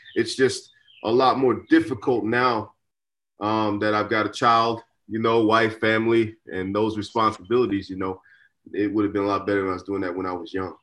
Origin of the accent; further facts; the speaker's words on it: Dallas, Texas, United States; a young kid growing up in Dallas